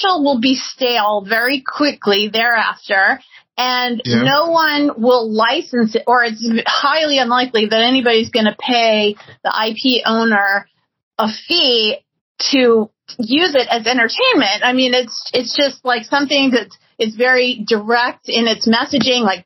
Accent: New Orleans, Louisiana, United States; I grew up in New Orleans

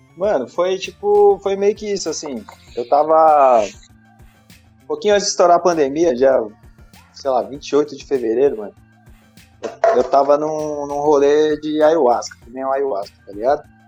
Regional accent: Osasco, São Paulo, Brazil; eu nasci em Osasco mesmo

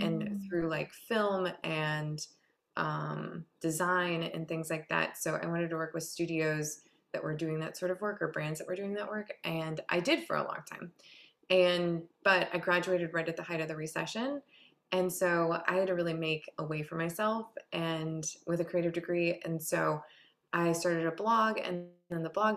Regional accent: Harbor Springs, Michigan, United States; I grew up in Harbor Springs, Michigan

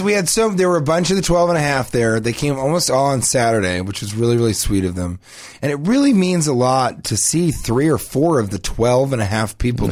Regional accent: Denver, Colorado, United States; I'm from Denver.

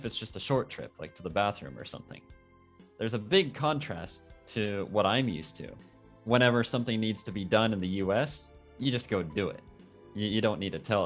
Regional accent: Arizona, United States; moved away as an adult; now in Japan

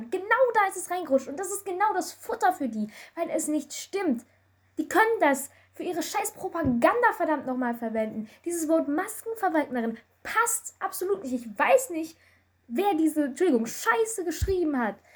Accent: Germany; Ich komme aus Deutschland und du aus keine Ahnung wo.

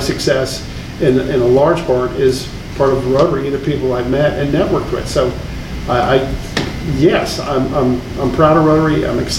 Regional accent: Tulsa, Oklahoma, United States; my hometown, Tulsa

